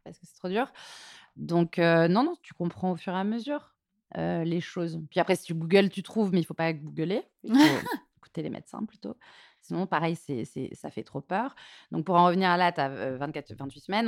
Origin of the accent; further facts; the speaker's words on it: Martignas-sur-Jalles, Nouvelle-Aquitaine, France; moved away as an adult; also born or lived in Toulouse; now in Paris, France; Je suis née à Toulouse et j'ai grandi euh, à côté de Bordeaux, à Martignas-sur-Jalles